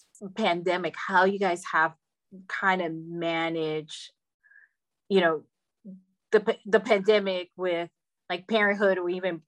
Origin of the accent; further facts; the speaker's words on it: New York, United States; moved away; I'm from New York originally